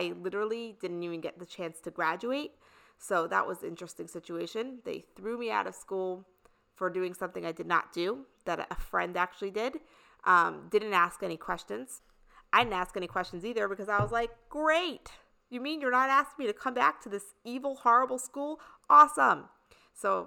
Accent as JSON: {"language": "English", "region": "New York", "country": "United States", "tie": "born or raised there", "also_born_or_lived": "Indiana", "said": "I lived in the suburbs in New York this whole time growing up in New York"}